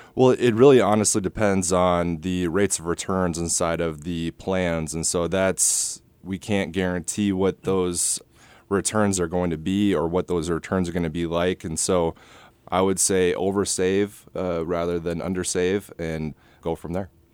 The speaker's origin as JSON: {"language": "English", "town": "Rosemount", "region": "Minnesota", "country": "United States", "tie": "born or raised there", "also_born_or_lived": "Iowa City, United States / West Des Moines, United States", "moved": "as an adult", "lives_now": "Perry, United States", "said": "I grew up in Minneapolis, a suburb called Rosemont"}